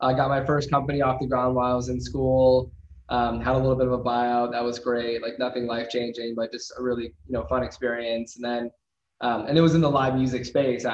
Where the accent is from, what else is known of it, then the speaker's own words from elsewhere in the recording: Midwest, United States; I grew up in the Midwest